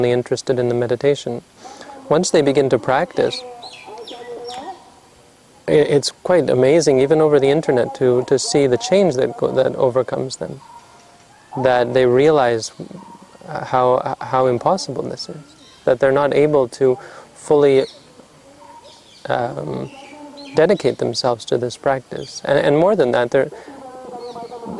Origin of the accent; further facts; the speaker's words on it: Canada; moved away; I'm from Canada